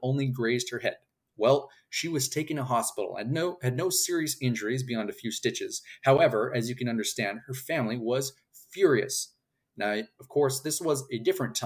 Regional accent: Canada; I am a Canadian author

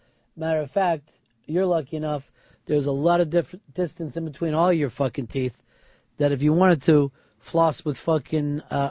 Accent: Hialeah, Florida, United States; Let's get something straight. I'm from Hialeah. I was raised in the barrio.

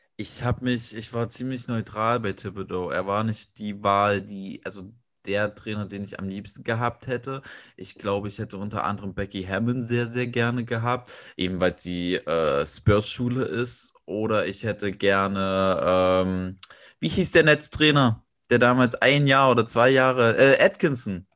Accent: Weimar, Thuringia, Germany; moved away as an adult; now in Leipzig, Germany; gebürtiger Weimarer, wohne jetzt in Leipzig

